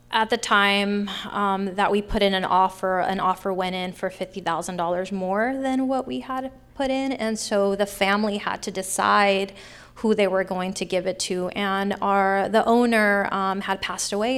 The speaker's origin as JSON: {"language": "English", "town": "Sacramento", "region": "California", "country": "United States", "tie": "born or raised there", "said": "I grew up in Sacramento, born and raised in Sacramento, and I grew up in Oak Park"}